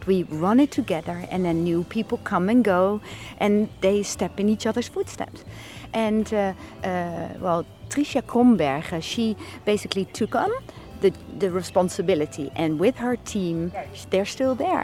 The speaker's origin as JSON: {"language": "English", "town": "The Hague", "region": "South Holland", "country": "Netherlands", "moved": "as an adult", "said": "moved back after having lived abroad for 17 years. We moved back to The Hague"}